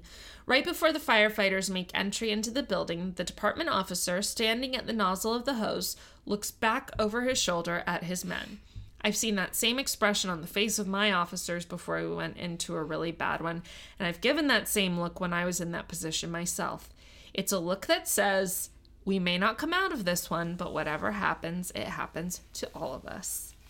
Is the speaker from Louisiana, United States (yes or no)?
yes; New Orleans, Louisiana, United States; accent: Yat; I've referenced my Yat accent, which is a dialect that is originated in the Irish and Italian working class neighborhoods in New Orleans, or Nolens.